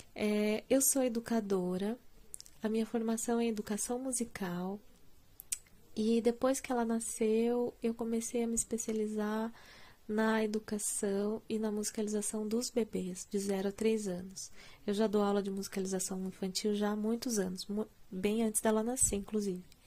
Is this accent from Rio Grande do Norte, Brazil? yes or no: no; Curitiba, Paraná, Brazil; eu sou curitibana